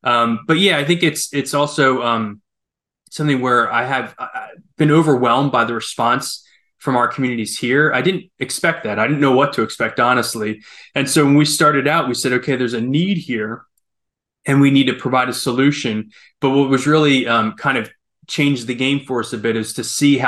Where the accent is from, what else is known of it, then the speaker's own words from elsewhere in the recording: Ukraine; I grew up as a missionary kid. I grew up in Ukraine.